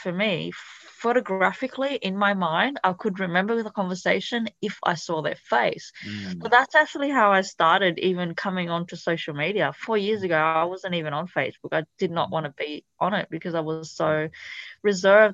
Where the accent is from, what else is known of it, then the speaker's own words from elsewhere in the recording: Italy; first language Italian; English is a second language; also born or lived in Thailand / Cambodia; now in Australia; my background is actually Cambodian, but I was born in a refugee camp in Thailand, and I actually grew up in Italy, so that was my first language